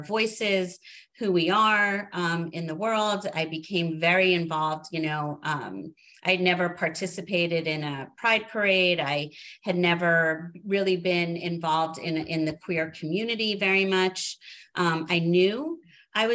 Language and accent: English; New Jersey, United States; moved away as an adult; also born or lived in Manhattan, New York / Seattle; I grew up in New Jersey.